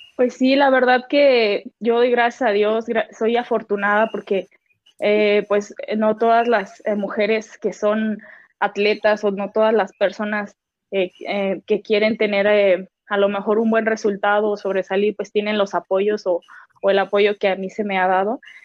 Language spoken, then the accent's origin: Spanish; Guadalajara, Jalisco, Mexico; now in Mexico City, Mexico; Yo soy de Guadalajara, Jalisco.